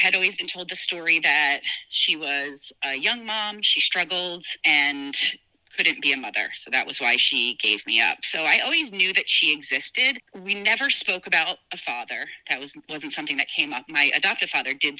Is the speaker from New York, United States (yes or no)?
no; Northern New Jersey, United States; also born or lived in California; I was adopted when I was 2 years old in New Jersey, Northern Jersey